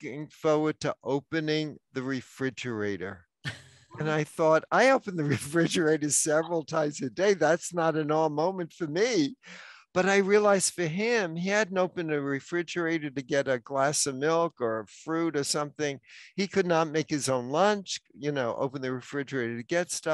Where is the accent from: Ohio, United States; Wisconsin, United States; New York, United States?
New York, United States; New York City; moved away; New York City, my hometown